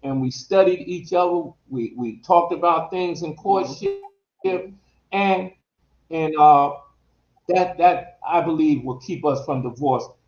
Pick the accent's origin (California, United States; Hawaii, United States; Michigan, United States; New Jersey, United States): New Jersey, United States; We're from New Jersey